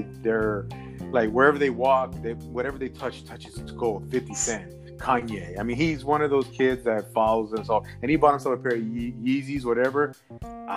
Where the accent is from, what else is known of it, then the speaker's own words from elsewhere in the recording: New York, United States; also born or lived in Colombia; Because I was born in New York. I'm from New York. I was born in New York. I'm fucking from here